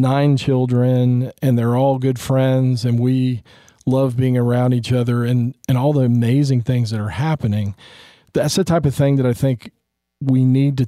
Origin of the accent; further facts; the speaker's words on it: Texas, United States; I'm from Texas